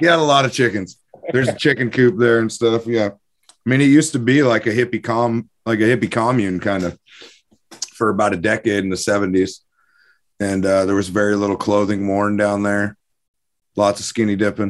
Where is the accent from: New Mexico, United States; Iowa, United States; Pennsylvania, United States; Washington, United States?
Washington, United States; Carnation; property I was born and raised on in Carnation, Washington, on the Tolt River.